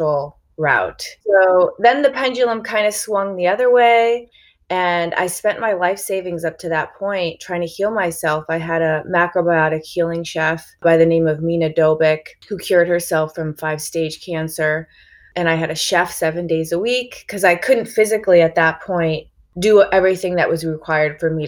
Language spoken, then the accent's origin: English; Chicago, Illinois, United States; now in California, United States; I grew up in Chicago, just in like a standard American Midwestern kind of environment